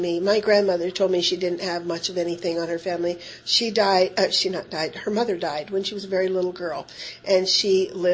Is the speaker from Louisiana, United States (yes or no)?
no; Tioga County, Pennsylvania, United States; moved away; I'm from Tioga County, Pennsylvania, which is some 300 to 400 miles from Annandale, Virginia